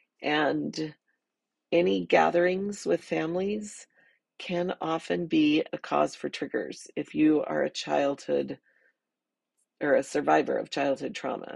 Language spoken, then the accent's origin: English; Arizona, United States; I grew up in the Southwest in Arizona